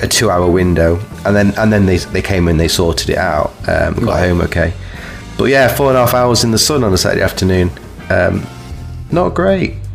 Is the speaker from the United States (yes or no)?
no; Kirkby, United Kingdom; I'm from Kirkby